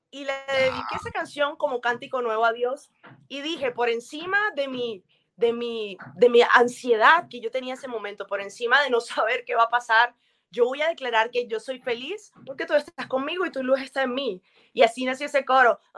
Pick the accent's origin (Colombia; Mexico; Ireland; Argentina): Colombia; Colombia es una tierra bendecida, una tierra bella, y me encanta mostrar, mostrar todo eso de mi tierra.